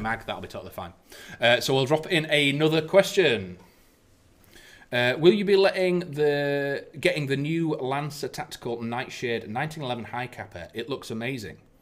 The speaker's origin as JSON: {"language": "English", "country": "United Kingdom", "said": "as British people are"}